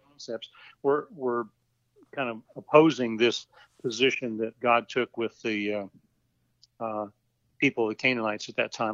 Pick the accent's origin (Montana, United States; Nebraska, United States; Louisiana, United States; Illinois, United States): Nebraska, United States; moved away as an adult; also born or lived in East Coast / West Coast / Houston, Texas; now in Boerne, Texas, United States; I grew up in Nebraska. Well, actually, Lori and I both grew up in Nebraska. Uh, I was born on the East Coast in the naval base while my dad was a submariner, and uh, we moved back to Nebraska